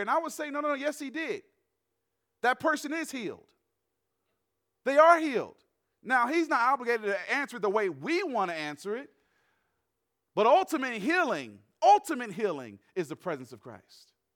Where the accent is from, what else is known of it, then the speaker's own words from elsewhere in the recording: the South, United States; now in Western United States; I grew up in the South